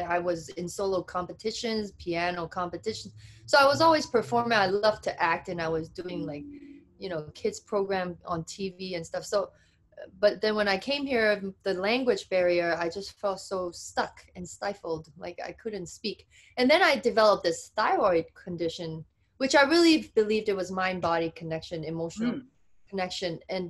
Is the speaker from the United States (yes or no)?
no; United Kingdom; accent: British; They make fun of my accent. Where you get this British accent?